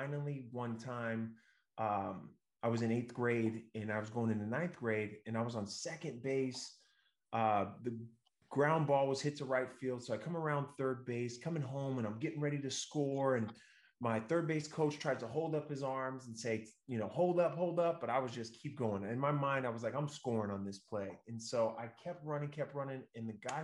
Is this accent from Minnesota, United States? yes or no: no; Northern California, United States; we're from Northern California